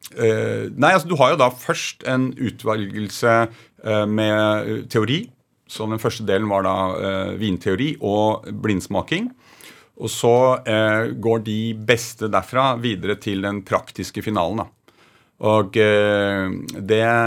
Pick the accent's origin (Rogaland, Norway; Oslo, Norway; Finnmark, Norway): Oslo, Norway; also born or lived in Holmenkollen area; født på Majorstuen, og så flyttet vi